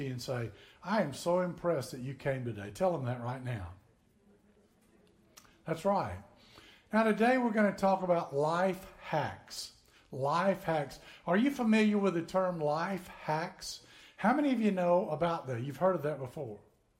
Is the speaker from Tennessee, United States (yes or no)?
yes; northern Tennessee, United States; moved away as an adult; now in Florida, United States; I grew up in Tennessee, way up north in Tennessee